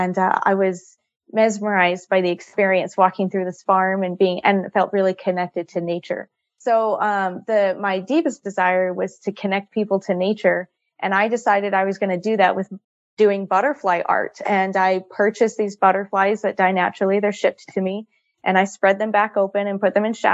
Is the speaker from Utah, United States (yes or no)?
yes; Utah, United States; I grew up here in Utah. I'm a mountain girl